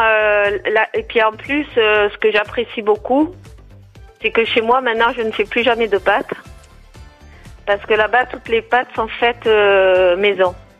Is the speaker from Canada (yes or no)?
no; Marseille, Provence-Alpes-Côte d'Azur, France; now in Aix-en-Provence, France; moi j'étais de Marseille